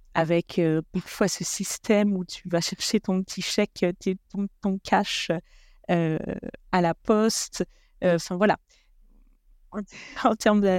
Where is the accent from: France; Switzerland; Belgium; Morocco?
France; moved away as an adult; now in Italy; en tant que Français